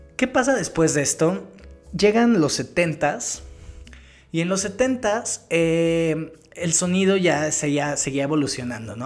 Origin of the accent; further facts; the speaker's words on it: Mexico; como latino, crecido en Latinoamérica, en México